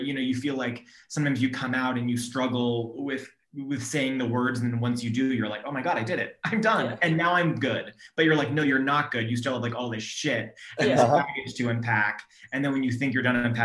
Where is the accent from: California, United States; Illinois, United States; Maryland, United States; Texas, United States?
California, United States; Sacramento; also born or lived in Orange County, California; I grew up in Sacramento, and I went to school at UC Irvine in Orange County